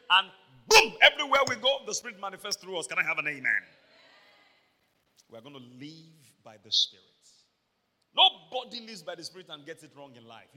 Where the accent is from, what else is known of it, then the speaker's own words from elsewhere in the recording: Iboropa, Akoko, Ondo, Nigeria; I'm from Iburupa, Akoko in Ondo State, Nigeria.